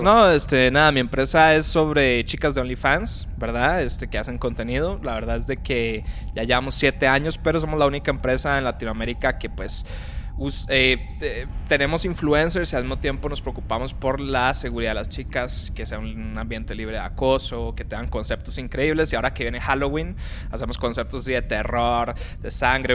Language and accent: Spanish; Costa Rica; moved away; no soy mexicano, soy de Costa Rica